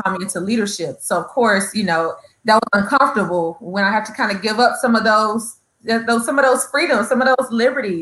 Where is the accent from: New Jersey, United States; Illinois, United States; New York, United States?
Illinois, United States; East St. Louis; moved away; also born or lived in North Carolina; I am from the beautiful North Carolina, the state of North Carolina. But I grew up in East St. Louis, Illinois.